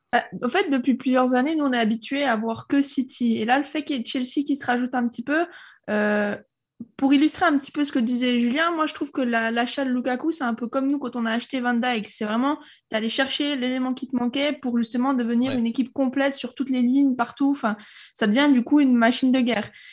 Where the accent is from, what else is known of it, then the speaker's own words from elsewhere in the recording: Switzerland; now in Monaco; Je suis pas monégasque, je suis suisse